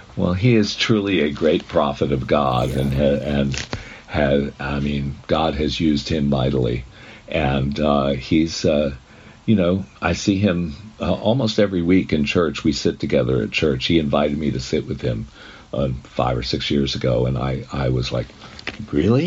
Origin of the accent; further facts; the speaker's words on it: New England, United States; I'm from New England.